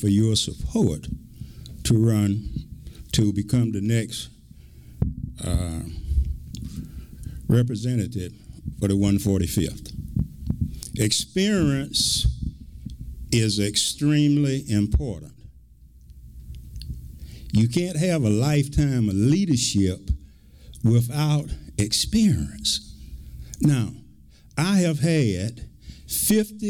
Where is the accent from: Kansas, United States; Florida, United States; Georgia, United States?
Georgia, United States; Milledgeville; My caring started right here in Milledgeville. I was born here in Oconee Heights, finished high school here